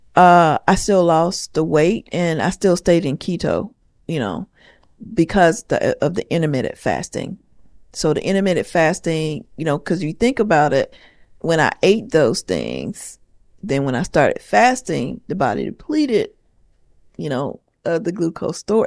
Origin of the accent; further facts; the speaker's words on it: the South, United States; I'm from the South. I grew up on soul